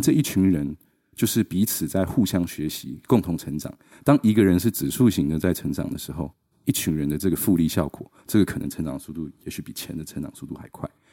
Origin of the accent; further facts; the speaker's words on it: Taichung, Taiwan; moved away as an adult; also born or lived in Seattle, United States / London, United Kingdom; 我是台中小孩，我在台中长大的，然后呢，就在十八岁的时候，就是二零零八年，然后我去了美国念华盛顿大学